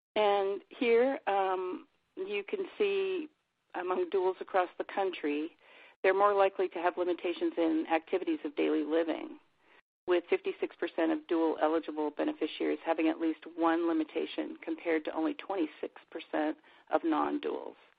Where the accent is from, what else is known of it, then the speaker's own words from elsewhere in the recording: Montana, United States; Where I grew up in Montana